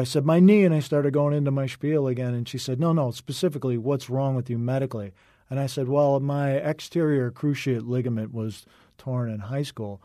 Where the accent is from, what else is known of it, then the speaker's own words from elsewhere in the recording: Wheaton, Illinois, United States; also born or lived in Chicago; now in Los Angeles, United States; I was born in Chicago, raised in the western suburb of Wheaton